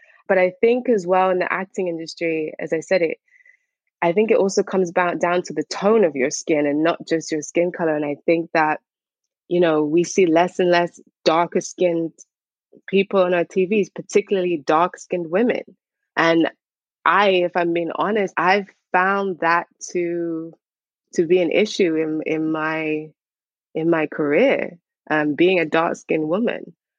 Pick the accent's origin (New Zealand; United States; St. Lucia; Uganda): St. Lucia; also born or lived in Barbados; I'm from St. Lucia and Barbados.